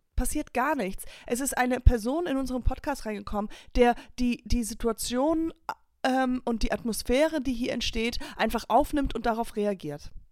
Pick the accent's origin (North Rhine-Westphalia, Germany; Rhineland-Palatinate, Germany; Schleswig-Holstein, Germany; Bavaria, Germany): Rhineland-Palatinate, Germany; Höhr-Grenzhausen; Das ist meine Heimat, daher komme ich